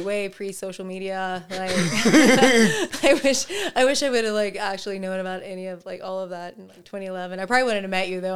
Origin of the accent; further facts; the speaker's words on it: Oklahoma, United States; I'm very glad I grew up in Oklahoma